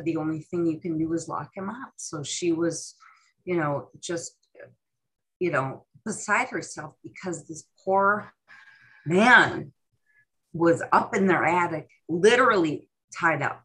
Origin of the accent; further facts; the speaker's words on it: Midwest, United States; Growing up in the Midwest